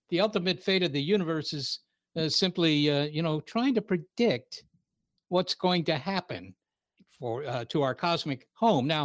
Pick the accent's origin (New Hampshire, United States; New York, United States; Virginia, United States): Virginia, United States; Looking back on it now, I realize that Arlington is actually a kind of a very uh, unusual place